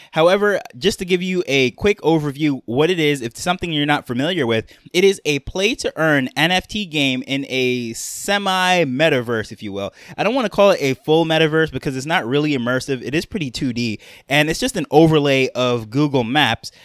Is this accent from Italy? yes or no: no; New York, United States; I'm from New York, or really, I grew up in New York, I should say.